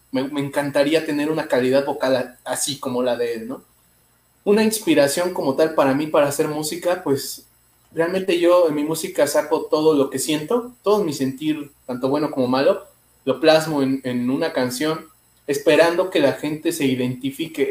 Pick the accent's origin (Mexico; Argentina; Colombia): Mexico; Mexico City; Soy de la Ciudad de México